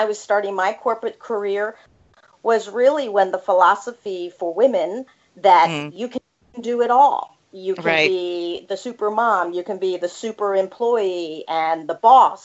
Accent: Annapolis, Maryland, United States; also born or lived in Massachusetts; I am actually originally from the Annapolis, Maryland area

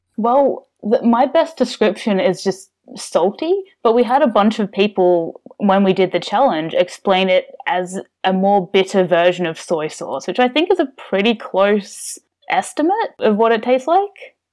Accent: Melbourne, Victoria, Australia; also born or lived in United States; I'm from Australia. So, uh, born in Melbourne and, uh, lived around here pretty much all my life.

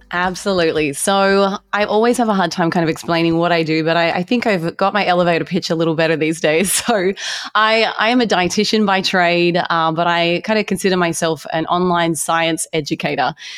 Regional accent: Australia; moved away as an adult; now in United States; I grew up in Australia

